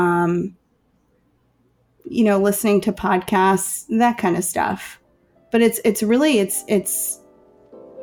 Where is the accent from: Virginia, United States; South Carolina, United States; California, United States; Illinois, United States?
Illinois, United States; Chicago; I'm from Chicago